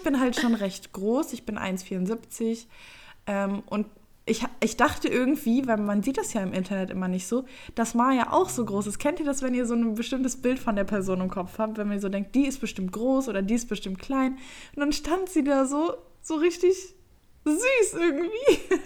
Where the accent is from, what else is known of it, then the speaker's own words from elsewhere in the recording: Düsseldorf, North Rhine-Westphalia, Germany; Ich bin 23 Jahre alt und bin aus Düsseldorf.